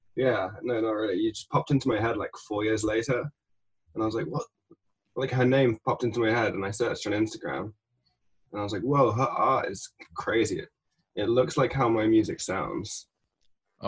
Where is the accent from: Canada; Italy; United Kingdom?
United Kingdom; England; moved away as an adult; now in Los Angeles, United States; I come from England, but I've been in, in LA for like six years